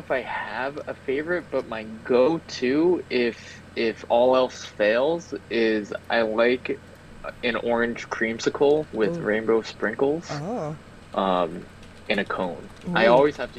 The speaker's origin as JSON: {"language": "English", "country": "United States", "tie": "born or raised there", "also_born_or_lived": "South Korea", "said": "I was raised by Americans"}